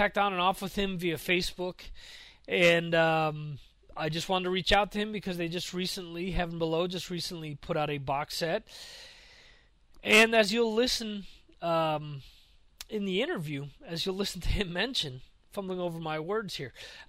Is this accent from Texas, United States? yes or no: no; Dover, New Jersey, United States; where I grew up in Dover, New Jersey.